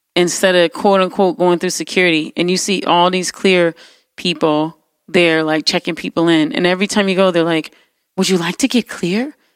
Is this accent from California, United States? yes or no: no; New York City, New York, United States; growing up in New York City